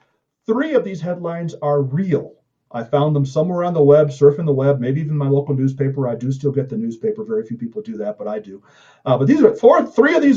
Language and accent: English; Chicago, Illinois, United States; I'm from Chicago.